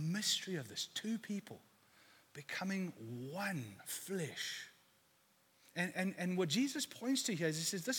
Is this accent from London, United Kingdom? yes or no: yes; London, United Kingdom; moved away; I come from East London. I went to an all boys school there